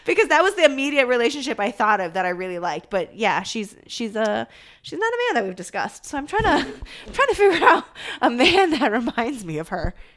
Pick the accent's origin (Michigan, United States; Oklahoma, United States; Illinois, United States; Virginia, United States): Illinois, United States; Midwest, suburb near Chicago; moved away as an adult; also born or lived in East Coast; I grew up in the Midwest and very definitely a suburb that was like slow and sleepy, but like still pretty close to Chicago